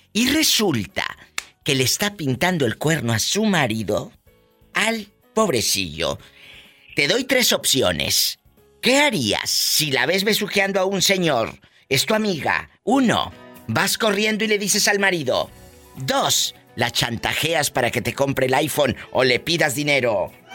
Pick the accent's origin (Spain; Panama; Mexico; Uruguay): Mexico; Matamoros, Tamaulipas; yo soy de Matamoros